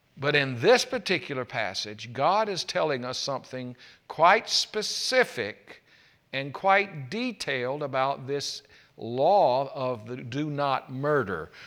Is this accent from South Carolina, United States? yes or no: yes; South Carolina, United States; when I was growing up in South Carolina